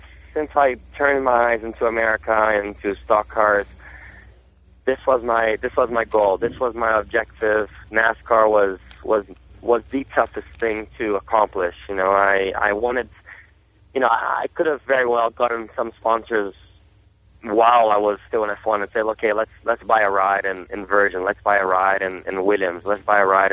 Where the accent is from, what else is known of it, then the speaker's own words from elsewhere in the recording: Brazil; first language Portuguese; English is a second language; also born or lived in Germany; now in United States; I wasn't even born in Brazil, to be honest. I was born in Germany, but my culture is really Brazilian. I was brought up in Brazil from my father, and it's my first language.